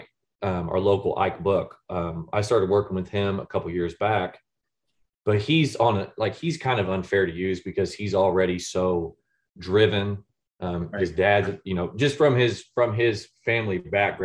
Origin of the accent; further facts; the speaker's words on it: St. Joseph, United States; moved away as an adult; also born or lived in Indiana; we saw St. Joe as a, you know, it was my hometown